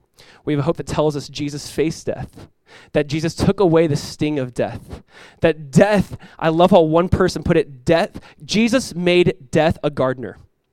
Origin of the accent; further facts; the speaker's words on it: California, United States; when I'm coming from Southern California here, I'm like, oh, not a lot of things look alike.